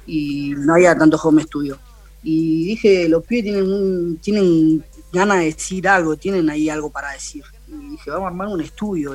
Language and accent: Spanish; Buenos Aires, Argentina; yo soy de la Villa 31